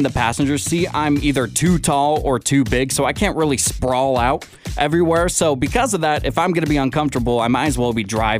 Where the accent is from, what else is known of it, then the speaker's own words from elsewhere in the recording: Seattle, Washington, United States; now in Sonoma County, United States; my hometown of Seattle.